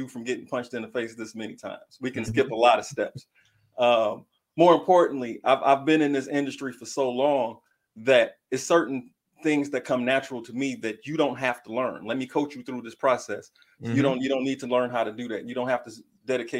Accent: Detroit, Michigan, United States; I'm from Detroit

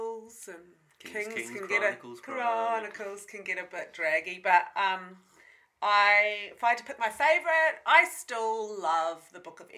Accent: Whangarei, Northland, New Zealand; I grew up and have lived my whole life in Whangarei. I grew up in Onarahi till I was 17

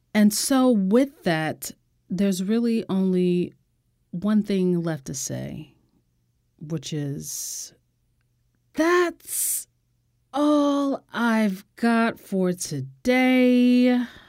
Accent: United States; as an American

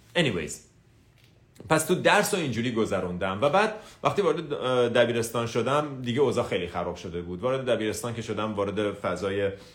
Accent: Tehran, Tehran Province, Iran; 24 سپتامبر 1985 تهران به دنیا اومدم

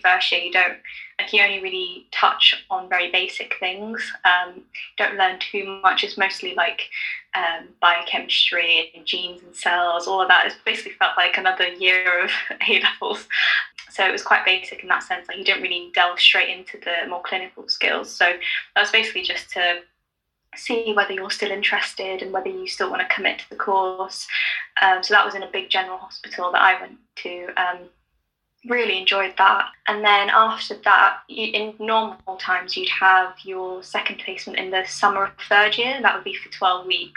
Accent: London, United Kingdom; also born or lived in Nottingham; Even though I'm from London, I've spent most of my life in London

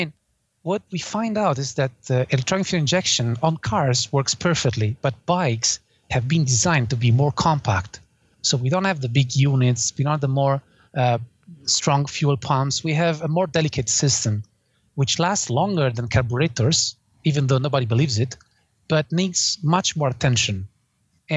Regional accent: Naples, Campania, Italy; English is a second language; moved away; I was born in Italy. I came from Naples in the south.

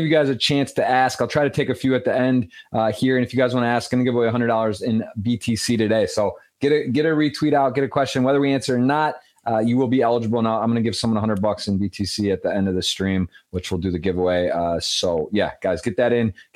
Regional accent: Michigan, United States; That's my home state

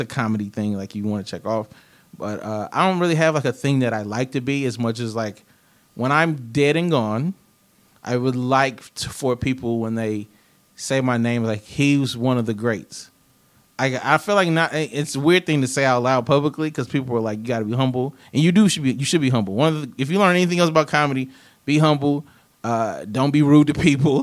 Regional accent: the South, United States; I'm from the South

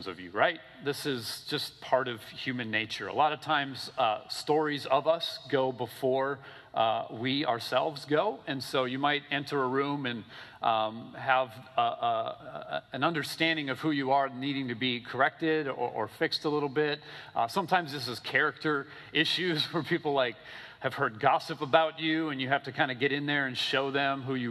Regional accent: Minnesota, United States; also born or lived in Michigan; now in Florida, United States; I'm from Minnesota

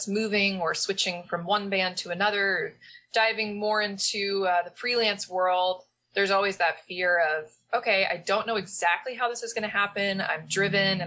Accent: Omaha, Nebraska, United States; now in East Coast, United States; I'm from Omaha, like right on the border. I went to Elkhorn Public Schools, Elkhorn, Nebraska. So yeah, growing up, it was like, you know, my parents moved into the nothingness that Elkhorn was at the time

